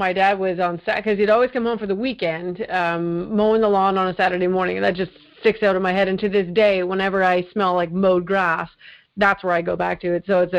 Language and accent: English; Winnipeg, Manitoba, Canada; also born or lived in Mississauga, Ontario; now in Burlington, Canada; I was born actually in Winnipeg, a great place to be from. No insult to Winnipeg. Half my family's moved back there again, so there's obviously a draw. But no, I grew up there for my formative years, and then I moved to Mississauga